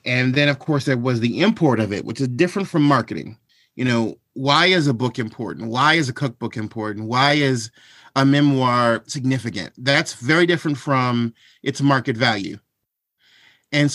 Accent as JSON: {"language": "English", "town": "Washington", "region": "District of Columbia", "country": "United States", "tie": "born there", "said": "Well, I am 43 years old. I was born in Washington, D.C."}